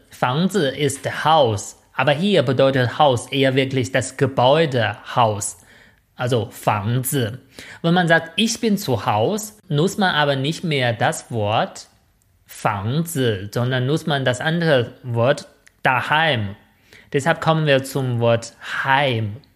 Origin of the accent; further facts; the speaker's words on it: northern China, China; accent: northern Chinese; German is a second language; Vielleicht das liegt an meinem nordchinesischen Dialekt, was auch Mandarin heißt.